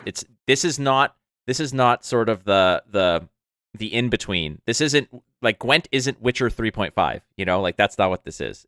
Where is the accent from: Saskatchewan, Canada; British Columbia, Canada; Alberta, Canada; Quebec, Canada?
Quebec, Canada; Montreal; now in Toronto, Canada; back when I was living in Montreal, my hometown